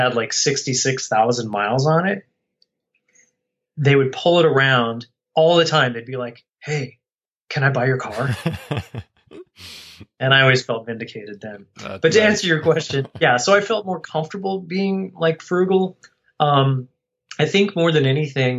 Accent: Colorado, United States; I grew up in Colorado

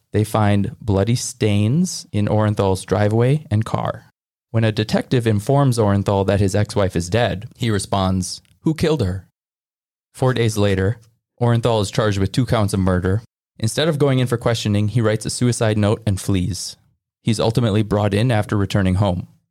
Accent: Midwest, United States; I'm also from the Midwest

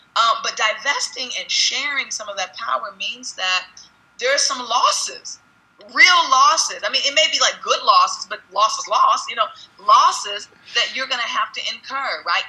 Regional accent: United States; who we are as an American nation

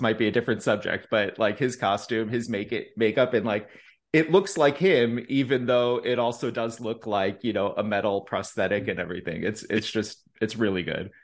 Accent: Chicago, Illinois, United States; now in Texas, United States; I'm from Chicago

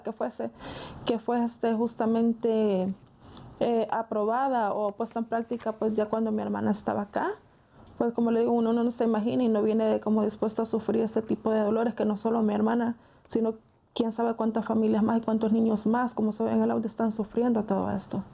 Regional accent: Armenia, Sonsonate, El Salvador; now in United States; mi tierra pues es un pueblo muy, muy bonito

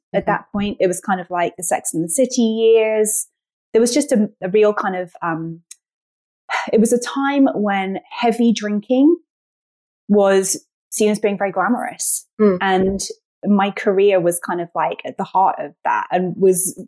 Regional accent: United Kingdom; moved away as an adult; now in United States; I'm British. I've been based in the US for 10 years now.

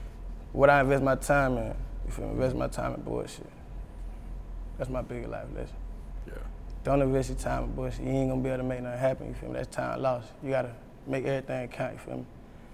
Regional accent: South Carolina, United States; born or raised there; also born or lived in Boston, Massachusetts; now in Atlanta, United States

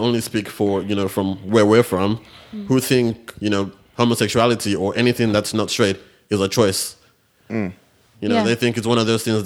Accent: Nigeria; now in Australia; growing up in Nigeria, this wasn't really something we saw

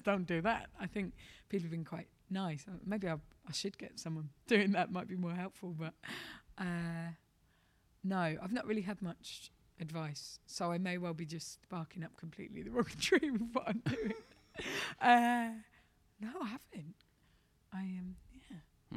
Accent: London, United Kingdom; I'm from London

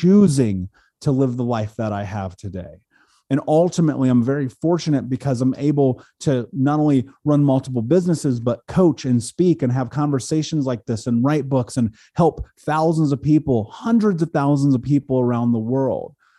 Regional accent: Indianapolis, Indiana, United States; I grew up in Indianapolis here in America

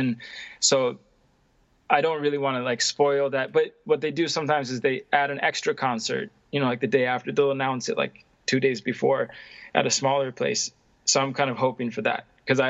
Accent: Connecticut, United States; now in Stockholm, Sweden; I grew up in Connecticut.

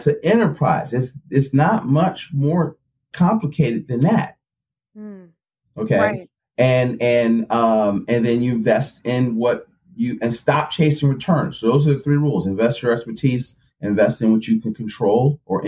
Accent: Philadelphia, Pennsylvania, United States; I'm from Philly

